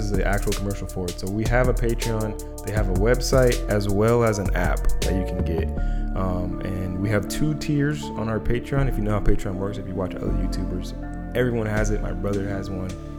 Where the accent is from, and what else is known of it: United States